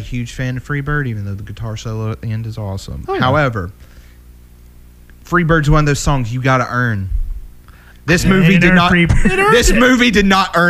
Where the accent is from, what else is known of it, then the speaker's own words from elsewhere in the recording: Alabama, United States; growing up in Alabama